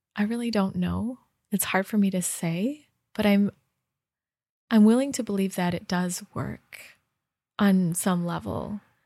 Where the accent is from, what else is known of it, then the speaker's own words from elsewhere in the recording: Rochester Hills, Michigan, United States; moved away; in Michigan, in my home state and home, home, um, city, Rochester Hills, Michigan